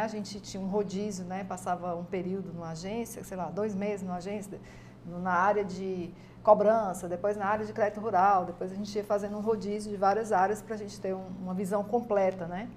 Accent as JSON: {"language": "Portuguese", "region": "Ceará", "country": "Brazil", "tie": "born or raised there", "said": "os meus pais eram paraibanos, né? Casaram, uhum. vieram ah. morar aqui e aí eu nasci aqui no Ceará"}